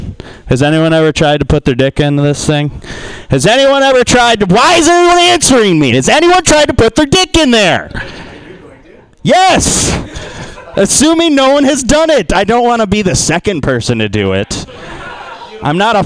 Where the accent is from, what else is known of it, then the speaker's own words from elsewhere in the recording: Detroit, Michigan, United States; also born or lived in West Oakland, California; now in Oakland, United States; I'm from Detroit originally, and that's a good place to get murdered